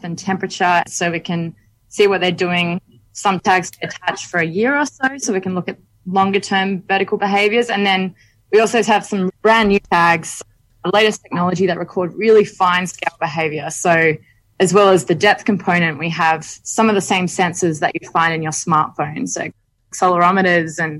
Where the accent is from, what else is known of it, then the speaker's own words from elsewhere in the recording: Western Australia, Australia; moved away as an adult; now in Monterey, United States; growing up in Western Australia, snorkeling as a kid